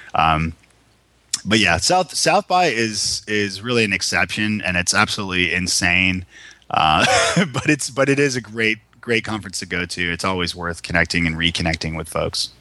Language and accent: English; Toronto, Ontario, Canada; moved away as an adult; now in Nashville, United States; I'm from Toronto originally.